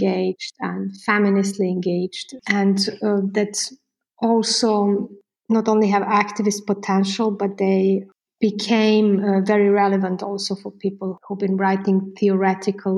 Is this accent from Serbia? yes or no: yes; Belgrade, Serbia; moved away as an adult; also born or lived in Užice, Serbia / France / Istanbul, Turkey; I'm from Belgrade. I used to say usually the city I'm from